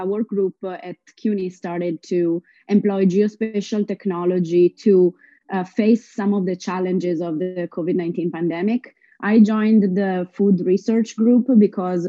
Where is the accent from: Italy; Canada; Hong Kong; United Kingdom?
Italy; moved away as an adult; now in New York, United States; I come from Italy. I'm half Italian and half Lebanese. I moved to New York in 2014